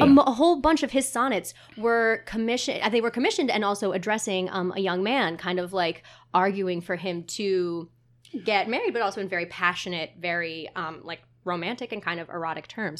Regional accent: Montclair, New Jersey, United States; now in Asbury Park, United States; I grew up in Montclair, New Jersey

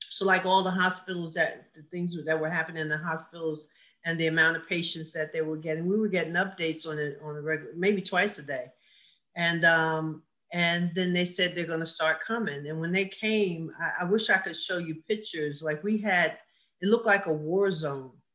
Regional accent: Asbury Park, New Jersey, United States; also born or lived in Neptune, New Jersey; that's where we kind of grew up. So I'd say I'm from Asbury, but I went to Neptune schools because I spent a lot of time at my grandmother's

